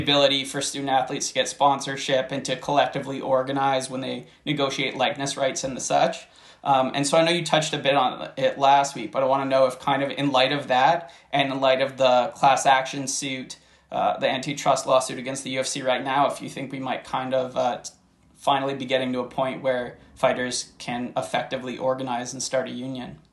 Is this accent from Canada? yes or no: yes; Toronto, Ontario, Canada; moved away as an adult; now in Windsor, Canada; I'm from Toronto, but unfortunately, uh, I'm in I'm in Windsor, Ontario, right now